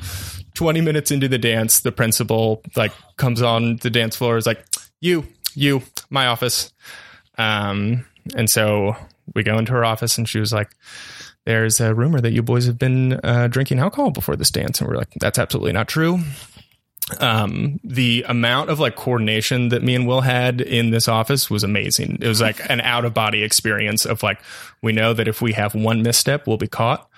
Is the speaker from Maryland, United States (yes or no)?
yes; Maryland, United States; I grew up in Maryland on the East Coast